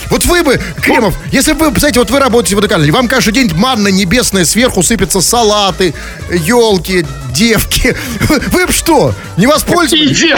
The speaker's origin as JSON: {"language": "Russian", "region": "Saint Petersburg", "country": "Russia", "said": "Понимаете, я как петербуржец, я... Э, нет, я на это пойти не могу."}